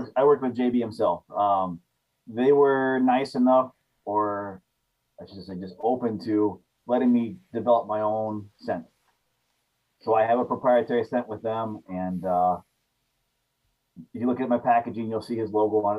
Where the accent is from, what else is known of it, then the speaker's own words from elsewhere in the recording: Sigourney, Iowa, United States; also born or lived in central Wisconsin; now in Wisconsin, United States; Southeast Iowa, a little town called Sigourney.